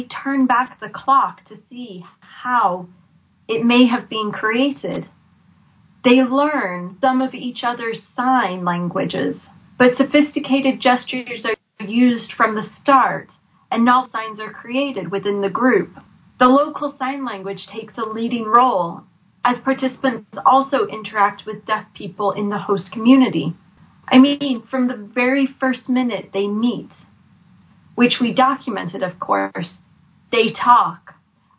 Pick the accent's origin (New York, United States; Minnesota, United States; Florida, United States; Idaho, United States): Florida, United States; moved away; I grew up in Florida